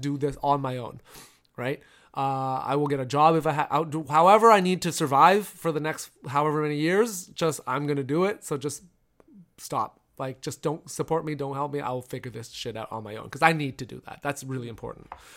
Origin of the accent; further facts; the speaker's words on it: Toronto, Ontario, Canada; I grew up in Toronto